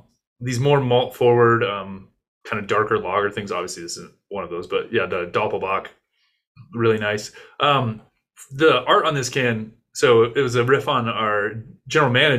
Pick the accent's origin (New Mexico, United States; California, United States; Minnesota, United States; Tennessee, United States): New Mexico, United States; also born or lived in Corrales, New Mexico / Albuquerque; I'm from New Mexico